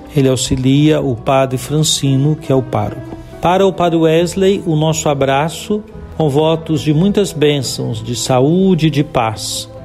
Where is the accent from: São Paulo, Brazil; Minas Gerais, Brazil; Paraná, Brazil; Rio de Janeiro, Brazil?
Minas Gerais, Brazil; Juiz de Fora; also born or lived in Goiânia; now in Montes Claros, Brazil; minha cidade natal, Juiz de Fora